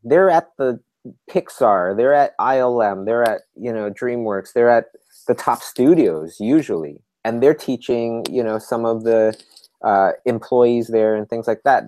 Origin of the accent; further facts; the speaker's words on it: Canada; we're from Canada